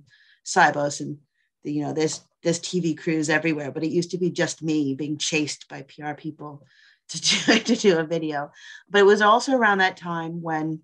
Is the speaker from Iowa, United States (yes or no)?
no; Boston, Massachusetts, United States; moved away as an adult; also born or lived in New York; I grew up in Boston. I grew up in the suburb of Boston